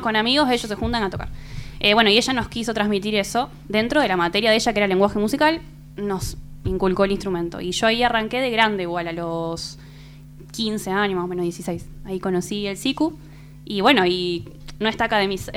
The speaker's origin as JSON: {"language": "Spanish", "town": "Rosario", "region": "Santa Fe", "country": "Argentina", "moved": "as an adult", "said": "yo soy de Rosario, Santa Fe"}